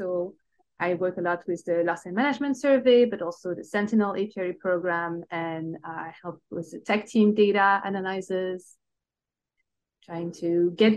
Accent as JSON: {"language": "English", "country": "Belgium", "also_born_or_lived": "Brussels", "second_language": "English", "moved": "as an adult", "lives_now": "United States", "said": "I tell by my accent, I'm not originally from the United States. I actually, I'm originated from Belgium."}